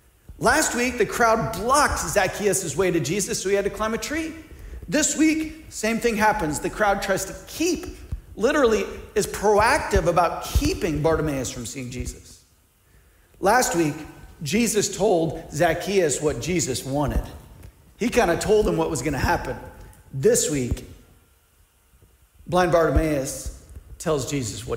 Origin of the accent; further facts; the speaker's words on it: Missouri, United States; now in Ohio, United States; I grew up in Missouri